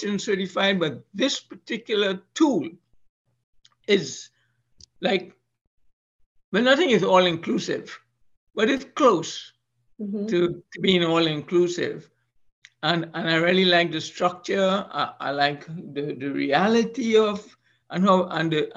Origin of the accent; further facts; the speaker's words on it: Trinidad & Tobago; moved away; Trinidad and Tobago, my home country